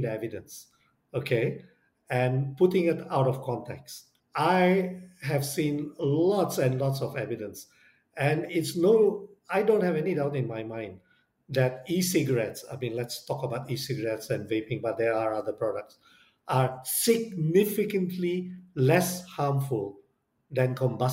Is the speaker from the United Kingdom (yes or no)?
no; Indonesia; I come from Indonesia